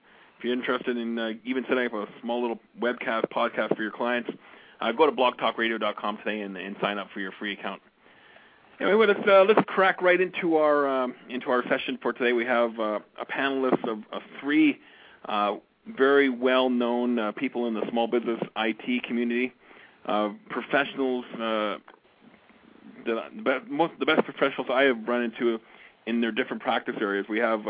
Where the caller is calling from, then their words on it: Calgary, Alberta, Canada; I'm broadcasting from Calgary, Alberta, Canada.